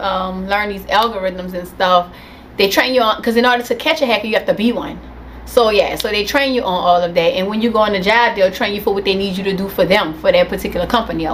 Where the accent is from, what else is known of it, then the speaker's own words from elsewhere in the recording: New Orleans, Louisiana, United States; I'm from New Orleans, Louisiana. I am from the 8 Ward. That's a portion of New Orleans, downtown. The 8 Ward. North Russia Blade and Painters. That's my hood